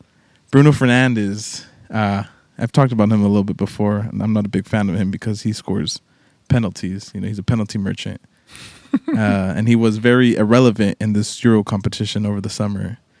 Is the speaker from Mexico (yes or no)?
no; London, United Kingdom; Because we're both from North London.